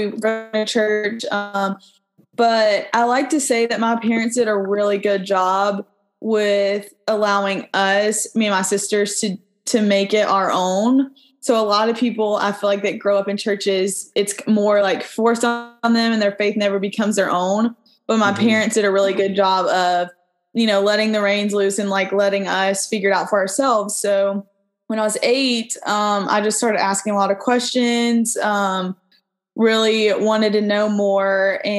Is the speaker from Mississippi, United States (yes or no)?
yes; Independence, Mississippi, United States; So most of my years were in Mississippi. I like to say I grew up in Independence, Mississippi, because that's where my grandparents live.